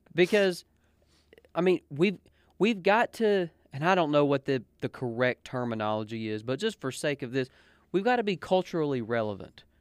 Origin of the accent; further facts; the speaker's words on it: United States; I represent the United States of America because I am an American